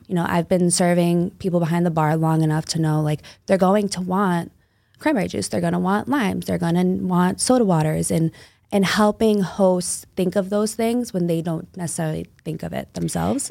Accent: Somerville, Massachusetts, United States; now in Revere, United States; I grew up in Somerville, Mass, so right outside the city.

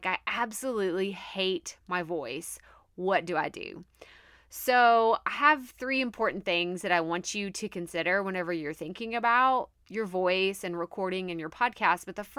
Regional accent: Texas, United States; accent: Texas twang; When I go home or I talk to one of my best friends from my hometown, like, yeah, it comes out a little bit stronger. You can definitely hear that Texas twang, like, really, really bad.

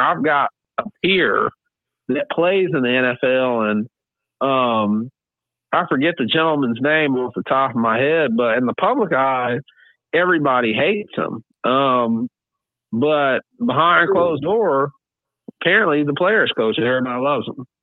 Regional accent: Atlanta, Georgia, United States; we're from Georgia. Basically, we're all basically from Atlanta. We're from the suburbs of Atlanta

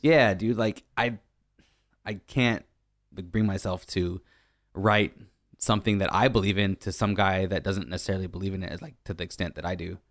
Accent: Arnold, California, United States; moved away; I'm from a, a real small town, Northern California

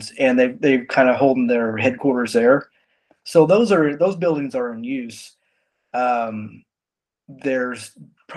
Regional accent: Picher, Oklahoma, United States; moved away as an adult; now in Stillwater, United States; I grew up in, by Miami in a town called Pitcher. It's no longer.

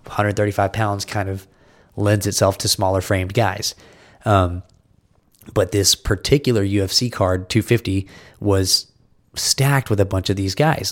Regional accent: Texas, United States; I'm from Texas

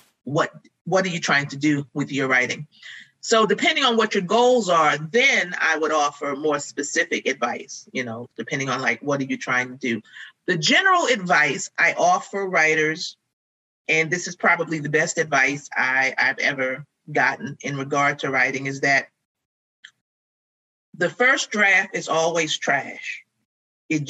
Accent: Baltimore, Maryland, United States; also born or lived in New Jersey; I am not originally from Baltimore. I moved here when I was very, very young. I'm originally born in New Jersey, but I feel like I've been here a long time

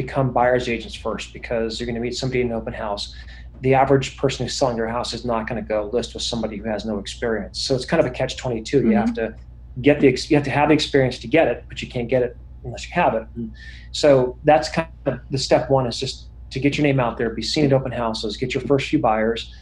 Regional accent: Bay Area, California, United States; I grew up in the Bay Area. I'm in Silicon Valley here

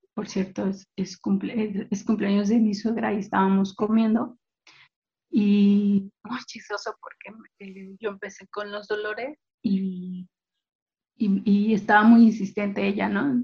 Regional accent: Mexico City, Mexico; now in State of Mexico, Mexico; Soy eh, del Estado de México, ya tengo viviendo acá aproximadamente unos 10, 15 años, aunque nací en el Distrito Federal

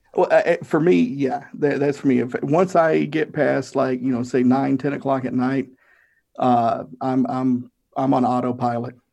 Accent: Tennessee, United States; I'm from Tennessee. We have a lot of weird sayings

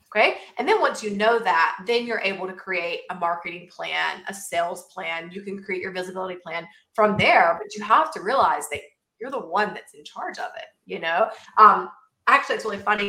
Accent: southern Georgia, United States; I am actually from a very small town in southern Georgia

